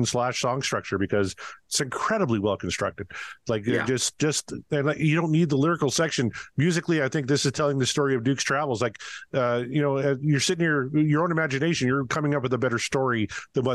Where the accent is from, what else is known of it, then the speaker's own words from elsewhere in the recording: Saskatchewan, Canada; I'm a redneck from Saskatchewan